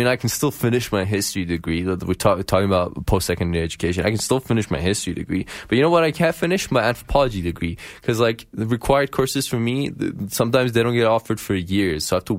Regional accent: Ethiopia; Referring to the fact that we're all from Ethiopia.

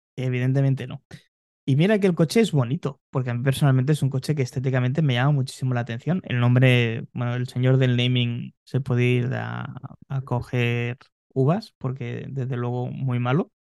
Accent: Spain

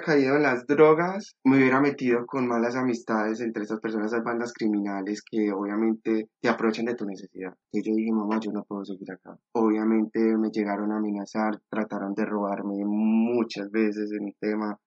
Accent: Medellín, Antioquia, Colombia; moved away as an adult; now in Spain; Yo soy de Medellín

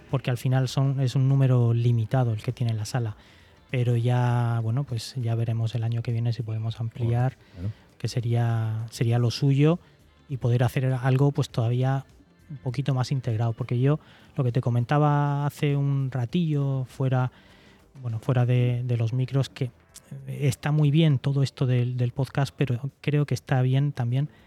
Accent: Cartagena, Region of Murcia, Spain; para los que somos de Cartagena, que nos tenemos que nos vamos a desplazar

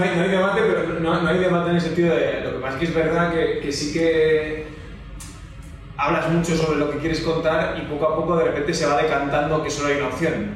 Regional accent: Galicia, Spain; los somos gallegos

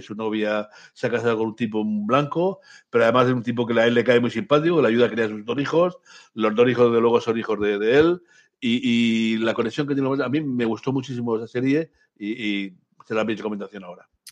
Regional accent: Basque Country, Spain; como buen vasco que soy

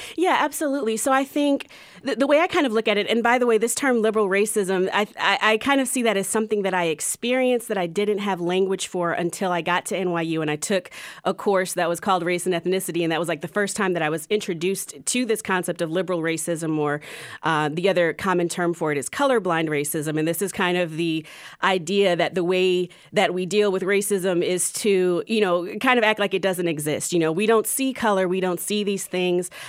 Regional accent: Columbia, Maryland, United States; moved away as an adult; also born or lived in Durham; now in Charlotte, United States; Growing up in Columbia was really interesting.

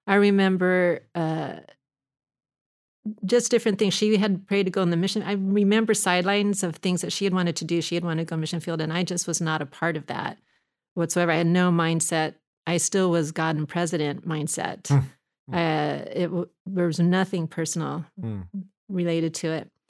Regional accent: Manhattan Beach, California, United States; I grew I up in Manhattan Beach.

